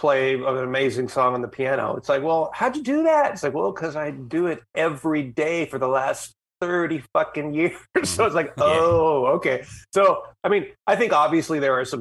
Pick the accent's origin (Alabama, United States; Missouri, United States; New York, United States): Alabama, United States; Mobile; moved away as an adult; also born or lived in Charleston, South Carolina / Louisiana / Orlando, Florida; now in Los Angeles, United States; I was born in Charleston, South Carolina, but moved to Mobile like around the time you would go to grade school. So I did all, grade school through high school.